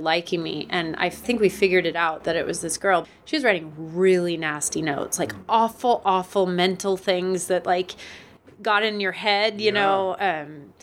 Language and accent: English; Portland, Oregon, United States; also born or lived in Orlando, Florida; brought me to Oregon when I was one. And so I was raised in Portland area